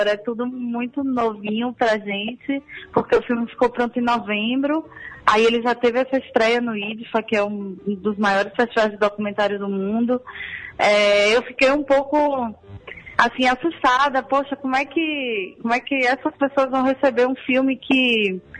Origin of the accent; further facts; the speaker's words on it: Salvador, Bahia, Brazil; born there; Sim, eu nasci em Salvador